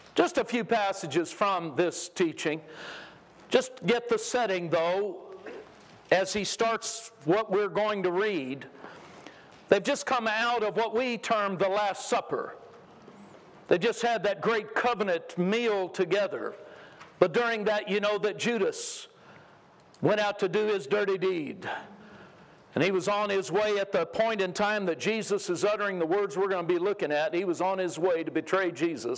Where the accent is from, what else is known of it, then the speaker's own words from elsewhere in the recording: California, United States; now in Texas, United States; I moved to Texas a long time ago. I grew up in California